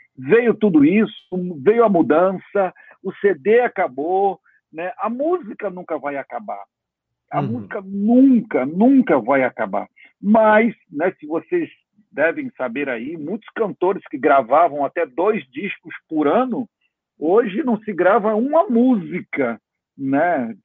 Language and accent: Portuguese; Brazil; como brasileiro